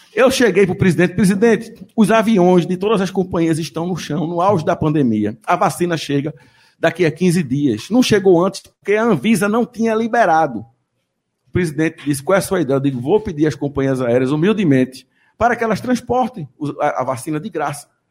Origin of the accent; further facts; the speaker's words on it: Northeast Region, Brazil; accent: nordestino; eu tenho um sotaque nordestino e não escondo